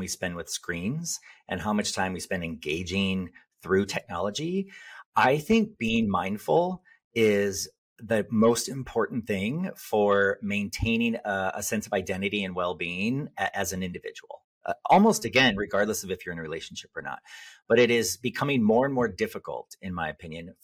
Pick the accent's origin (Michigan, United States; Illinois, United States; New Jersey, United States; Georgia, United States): Illinois, United States; Southern; I grew up in Southern Illinois